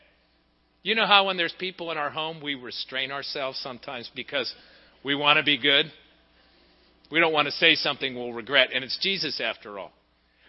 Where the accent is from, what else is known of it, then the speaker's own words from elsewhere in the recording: Pittsburgh, Pennsylvania, United States; moved away; going home to Pittsburgh. It's not my home anymore. It hasn't been my home for almost 30 years. It's my hometown. It's where I was born